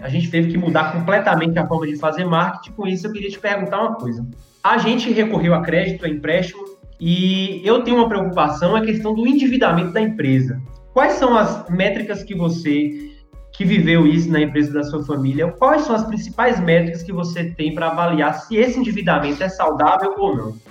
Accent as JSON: {"language": "Portuguese", "town": "Vitória da Conquista", "region": "Bahia", "country": "Brazil", "said": "Sou aqui de Vitória da Conquista, Bahia."}